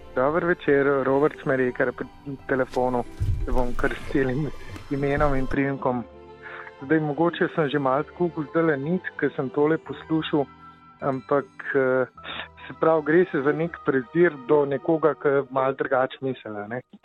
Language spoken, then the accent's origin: Slovenian; Slovenia